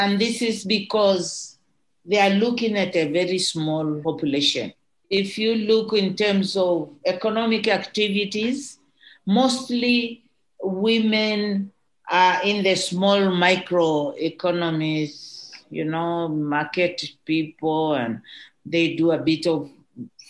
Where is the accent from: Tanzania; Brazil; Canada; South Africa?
Tanzania; Moshi, Kilimanjaro; growing up in Kilimanjaro